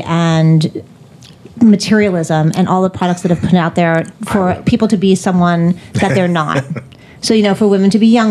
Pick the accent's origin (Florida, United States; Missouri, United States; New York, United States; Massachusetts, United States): New York, United States; as a New Yorker, a liberal New Yorker with a big mouth